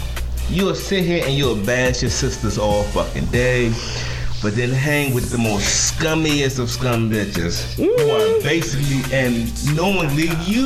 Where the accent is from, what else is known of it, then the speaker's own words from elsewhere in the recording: Washington, District of Columbia, United States; I grew up in D.C., born and raised in the District of Columbia. So I know D.C. better.